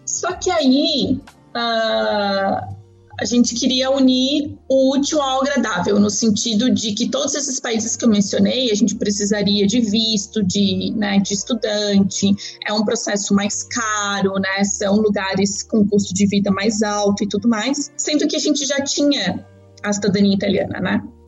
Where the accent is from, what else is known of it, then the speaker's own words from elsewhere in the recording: Florianópolis, Santa Catarina, Brazil; moved away as an adult; also born or lived in Buenos Aires, Argentina / Praia do Rosa, Imbituba / Dublin, Ireland; now in Asia; A minha família se mudou para o Brasil quando eu tinha 4 para 5 anos, para Santa Catarina, para Floripa mais especificamente. E lá eu cresci sendo uma legítima manezinha da ilha